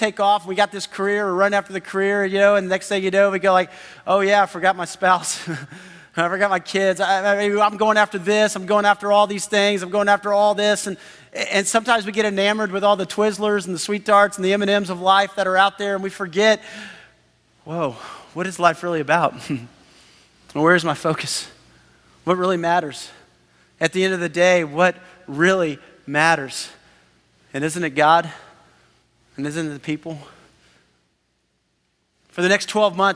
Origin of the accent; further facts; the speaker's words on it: Texas, United States; we're from Texas